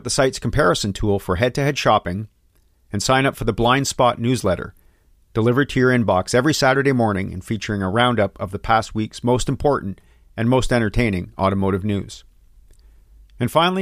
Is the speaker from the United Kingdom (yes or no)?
no; Vancouver, British Columbia, Canada; born or raised there